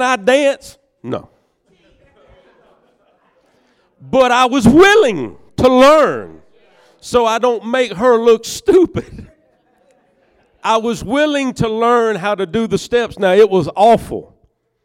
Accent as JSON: {"language": "English", "region": "Northeast Georgia", "country": "United States", "said": "I'm from Northeast Georgia"}